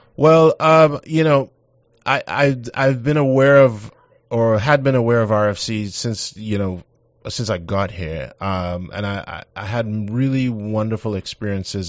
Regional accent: Trinidad & Tobago; moved away as an adult; also born or lived in Baltimore, Maryland / Southwest Virginia; now in Shreveport, United States; I'm from Trinidad and Tobago

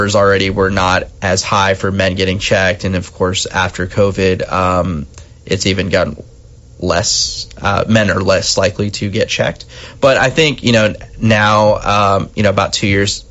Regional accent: Texarkana, United States; also born or lived in Austin, Texas; now in Shreveport, United States; I grew up in Texarkana

